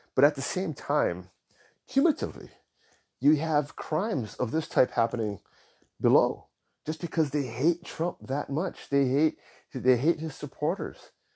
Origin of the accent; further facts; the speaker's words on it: Hawaii, United States; I was born in Hawaii, nineteen seventy-seven. My parents were born in Hawaii